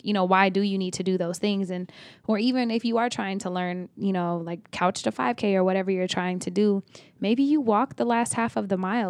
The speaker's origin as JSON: {"language": "English", "region": "Oklahoma", "country": "United States", "said": "I'm from Oklahoma"}